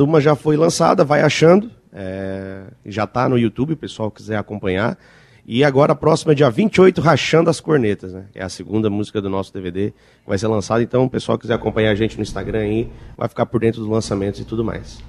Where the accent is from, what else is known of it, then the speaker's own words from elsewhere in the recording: Nova Veneza, Santa Catarina, Brazil; Nós somos de Nova Veneza. Eu sou de Nova Veneza